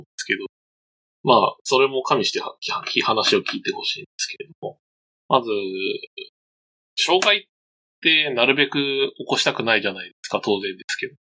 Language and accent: Japanese; Hokkaido, Japan; その北海道出身なんですよね